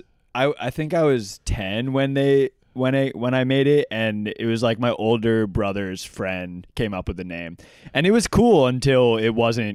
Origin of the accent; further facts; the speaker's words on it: New Jersey, United States; I'm from Jersey.